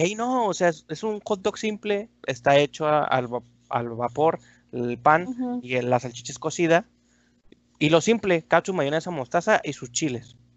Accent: Torreón, Coahuila, Mexico; born or raised there; moved away as an adult; also born or lived in Durango, Durango, Mexico; now in Monterrey, Mexico

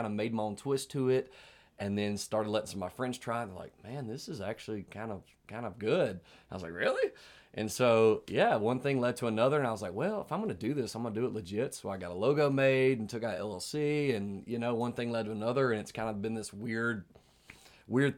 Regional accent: West Monroe, Louisiana, United States; moved away as an adult; now in Nashville, United States; I'm originally from Louisiana, from West Monroe, Louisiana

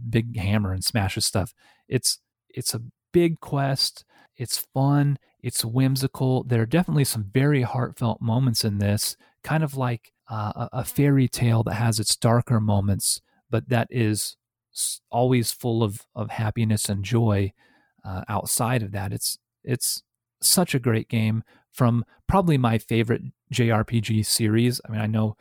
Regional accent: Indiana, United States; Indianapolis, Indiana, which is my home state

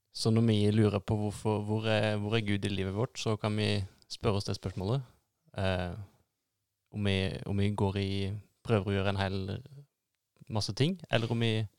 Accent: Norway; jeg som nordmann

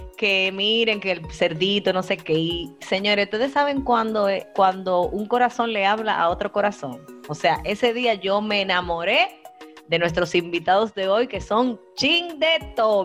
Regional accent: Dominican Republic; Como buena dominicana que yo soy

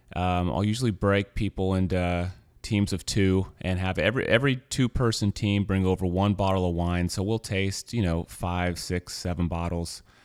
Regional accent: Missouri, United States; moved away; I'm from Missouri

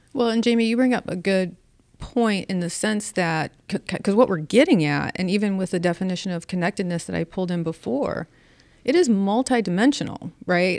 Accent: St. Louis, Missouri, United States; I grew up in South Saint Louis and every neighbor knew what all of us kids were doing at all times

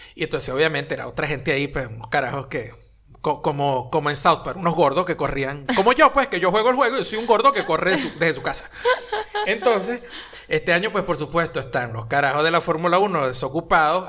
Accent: Venezuela; accent: Venezuelan; now in Buenos Aires, Argentina; hablo como chino venezolano porque no puedo hablar todavía como chino argentino

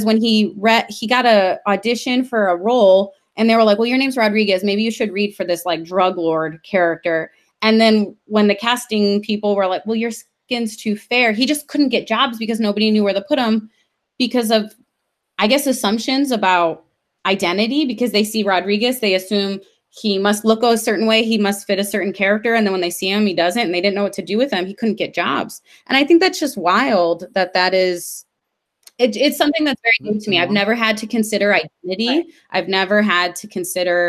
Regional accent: Detroit, Michigan, United States; moved away as an adult; now in San Antonio, United States; I grew up in Metro Detroit

